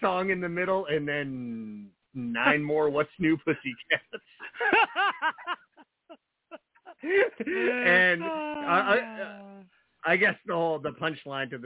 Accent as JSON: {"language": "English", "region": "New Jersey", "country": "United States", "moved": "yes", "lives_now": "Maine, United States", "said": "well, New Jersey, but I've lived in Maine for quite a while now"}